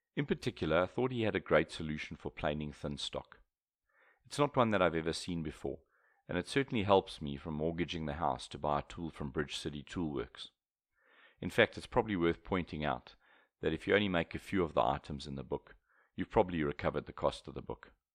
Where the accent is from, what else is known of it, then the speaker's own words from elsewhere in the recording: South Africa; I'm a South African, so British English is much closer to my mother tongue than U S English.